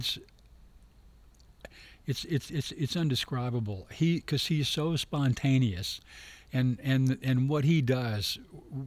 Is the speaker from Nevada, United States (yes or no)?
no; Memphis, Tennessee, United States; Growing up in Memphis